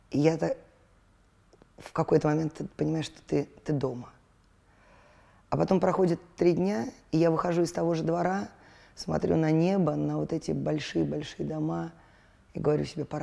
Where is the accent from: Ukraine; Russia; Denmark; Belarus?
Russia; Moscow; Мы, э, я же родилась в Столешникове, но это была бывшая дворницкая, и мы жили в подвале.